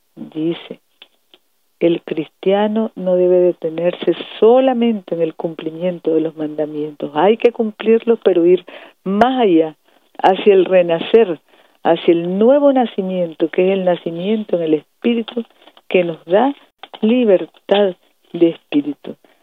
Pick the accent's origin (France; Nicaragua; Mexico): Nicaragua; como familia nicaragüense